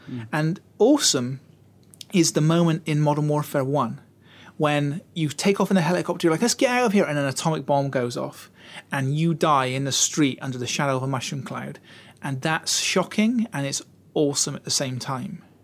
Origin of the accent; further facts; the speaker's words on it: Utah, United States; I'm from Utah though. You know, the war really hasn't touched us there. You know, middle